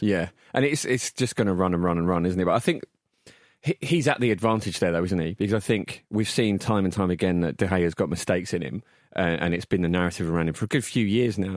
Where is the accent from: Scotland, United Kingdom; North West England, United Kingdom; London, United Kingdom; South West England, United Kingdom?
London, United Kingdom; Barking; I was born in Barking Hospital